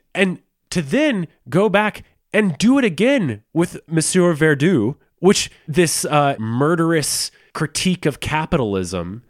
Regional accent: the South, United States; I'm from the South, and my both my family parents' families are from the South

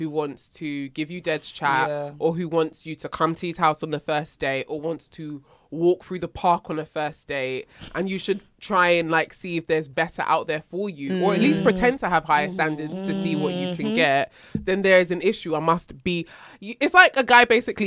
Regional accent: Nigeria; I'm Nigerian

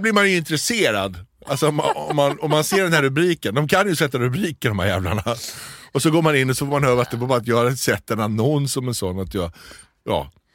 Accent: Småland, Sweden; Mitt småländska snåla arv

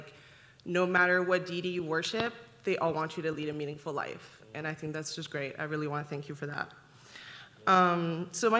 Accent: Ottawa, Ontario, Canada; moved away as an adult; now in Calgary, Canada; I'm originally from Ottawa, and I just moved to Calgary a couple years ago.

